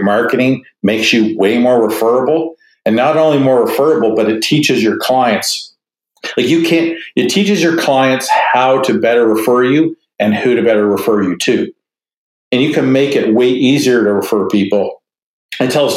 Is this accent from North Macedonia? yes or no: no; Canada; I'm Canadian